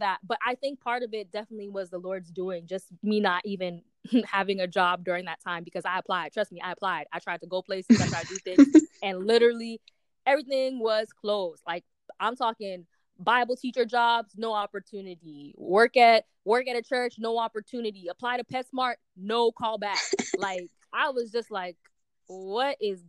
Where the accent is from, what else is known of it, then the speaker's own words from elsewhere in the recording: Boston, Massachusetts, United States; moved away as an adult; also born or lived in Nyack, New York / New York; I'm originally from Boston